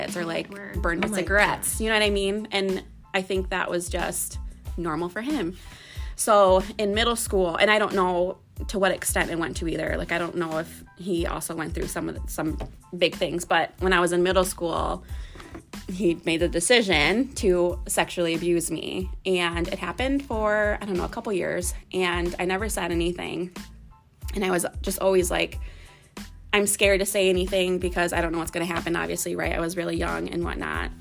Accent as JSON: {"language": "English", "town": "Comstock Park", "region": "Michigan", "country": "United States", "tie": "born or raised there", "also_born_or_lived": "Jenison, Michigan", "said": "I grew up in Comstock Park."}